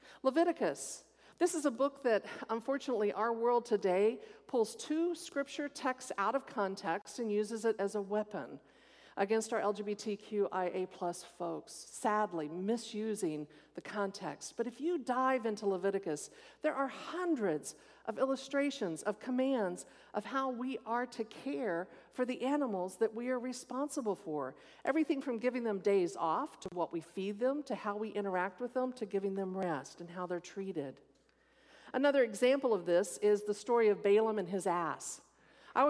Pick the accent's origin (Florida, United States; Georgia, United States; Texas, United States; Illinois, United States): Texas, United States; moved away; I grew up in Texas and every snake was poisonous